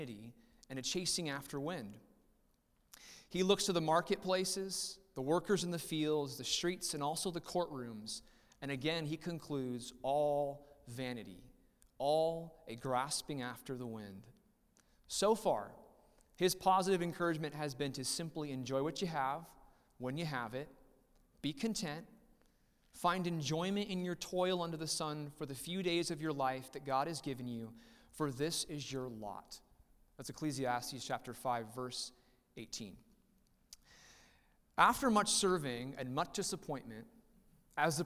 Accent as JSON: {"language": "English", "town": "Riverside", "country": "United States", "tie": "born or raised there", "said": "we were somewhat born and raised in Riverside. I spent majority of my childhood in Riverside"}